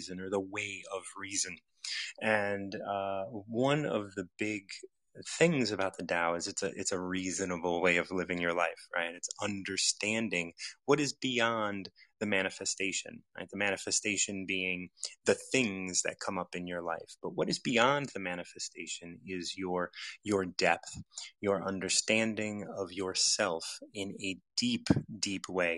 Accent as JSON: {"language": "English", "country": "United States", "tie": "born or raised there", "said": "I grew up in the United States"}